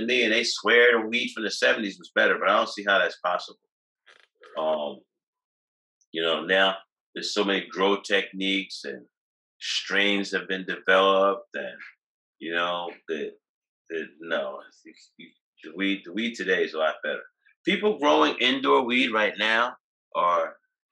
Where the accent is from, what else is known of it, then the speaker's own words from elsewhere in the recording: New Jersey, United States; I'm from New Jersey